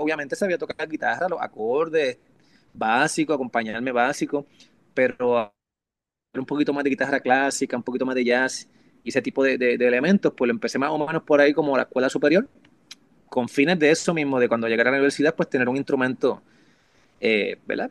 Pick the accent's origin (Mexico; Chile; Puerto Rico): Puerto Rico; Hormigueros; also born or lived in Mayagüez, Puerto Rico; now in Miami, United States; Ahí todavía está la casa de mis viejos en Hormiguero, por eso es que también digo que soy de Hormiguero